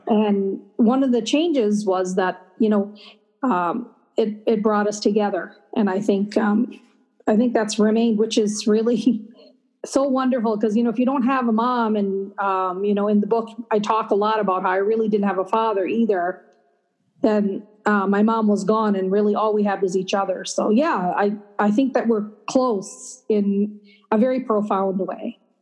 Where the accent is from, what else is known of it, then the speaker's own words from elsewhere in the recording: Minneapolis, Minnesota, United States; also born or lived in Chandigarh, Punjab, India; i was born in a city called chandigarh which is the capital of that state and then we arrived to minneapolis on uh, 19 in 1963 thanksgiving day